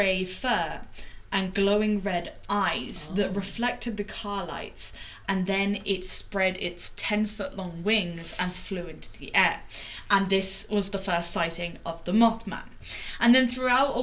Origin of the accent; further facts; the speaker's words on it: Wexford, Leinster, Ireland; where I grew up in Wexford